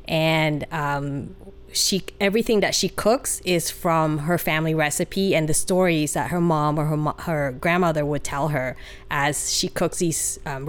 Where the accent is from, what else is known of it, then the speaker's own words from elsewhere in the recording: Utah, United States; I grew up in Utah. After college, I started to work in Southern California. And because of a boy, I decided to move up north. And here I am.